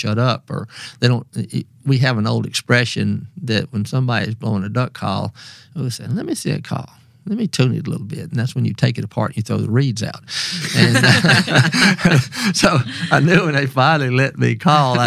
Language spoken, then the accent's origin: English; Mississippi Delta, United States; I grew up in the Mississippi Delta. My dad farmed